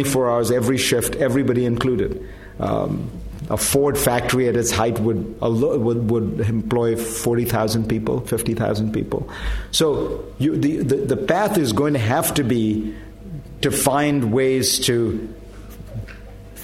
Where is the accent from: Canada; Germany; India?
India; moved away; I grew up in India